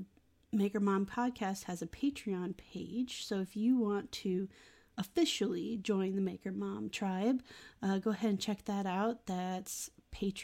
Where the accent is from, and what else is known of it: Iowa, United States; born or raised there